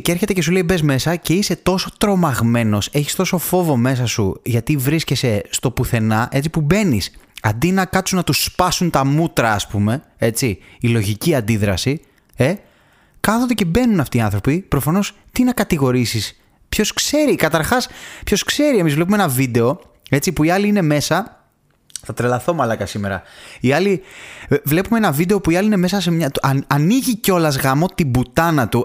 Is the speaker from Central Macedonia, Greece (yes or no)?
yes; Thessaloniki, Central Macedonia, Greece; γεννήθηκα στη Θεσσαλονίκη και μεγάλωσα εκεί πάνω